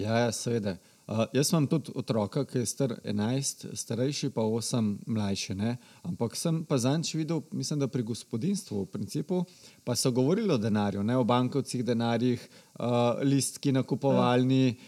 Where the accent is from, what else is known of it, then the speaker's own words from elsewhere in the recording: Slovenia; smo Slovenci